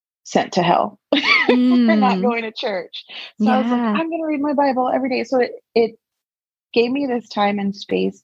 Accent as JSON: {"language": "English", "region": "Texas", "country": "United States", "said": "I'm from Texas. I love it here"}